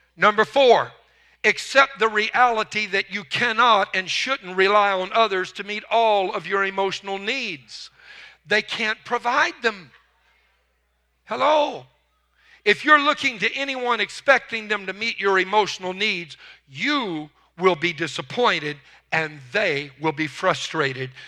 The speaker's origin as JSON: {"language": "English", "region": "Louisiana", "country": "United States", "tie": "born or raised there", "moved": "yes", "lives_now": "Texas, United States", "said": "I was raised in Louisiana"}